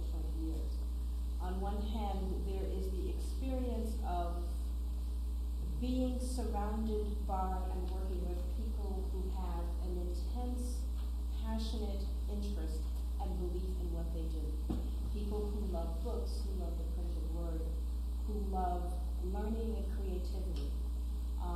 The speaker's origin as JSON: {"language": "English", "town": "New York City", "region": "New York", "country": "United States", "tie": "born or raised there", "said": "I was born in Brooklyn, New York, grew up in New York City"}